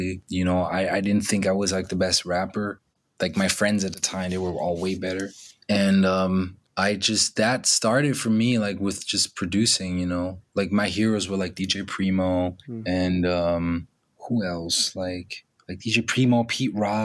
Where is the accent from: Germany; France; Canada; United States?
Germany; the culture of like 90s Germany, which I grew up